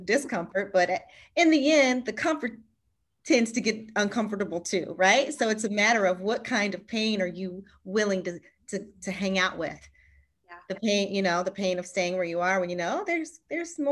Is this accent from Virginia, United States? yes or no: yes; Charlottesville, Virginia, United States; moved away as an adult; now in San Diego, United States; So I grew up in Virginia, in Charlottesville, Virginia. You know, but right now we're in San Diego and born and raised in Charlottesville